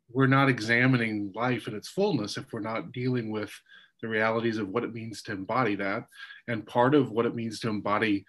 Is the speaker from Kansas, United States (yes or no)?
yes; Kansas, United States; moved away; also born or lived in New Jersey; I'm from Kansas